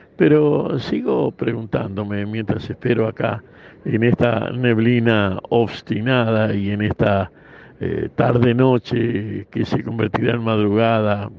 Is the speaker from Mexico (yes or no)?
no; Santa Fe, Argentina; en la patria de donde vengo, La provincia de Santa Fe